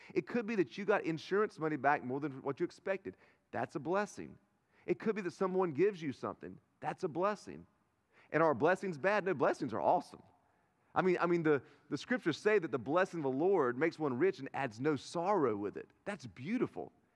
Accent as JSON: {"language": "English", "town": "Turkey", "region": "North Carolina", "country": "United States", "said": "I'm from Turkey, North Carolina"}